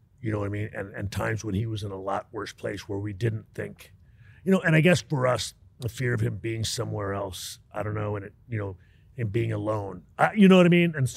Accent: Texas, United States; I was raised in Texas

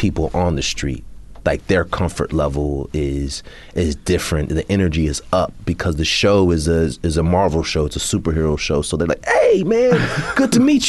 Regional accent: Bay Area, California, United States; I'm from the Bay Area

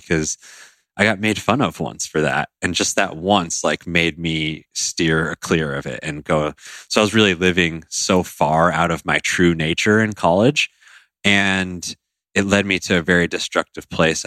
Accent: Colorado, United States; I grew up in Colorado

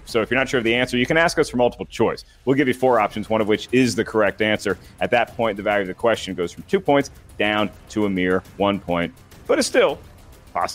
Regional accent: Hampton, Virginia, United States; near where I grew up called Somewhere in Time in Hampton, Virginia.

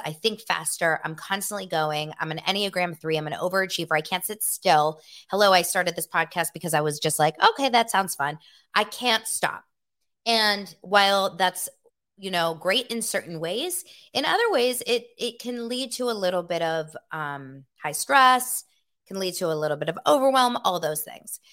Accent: Los Angeles, California, United States; also born or lived in Santa Barbara; Born and raised in Los Angeles, okay? I was born here in nineteen eighty-one

